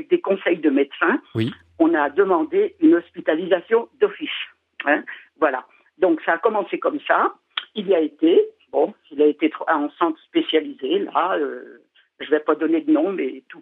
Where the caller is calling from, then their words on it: Paris, Île-de-France, France; Je suis de Paris, mais actuellement je suis à Châteauroux.